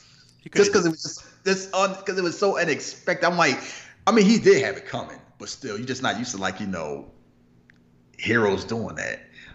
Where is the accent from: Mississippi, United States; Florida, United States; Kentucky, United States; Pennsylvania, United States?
Pennsylvania, United States; Philadelphia; because I'm from Philly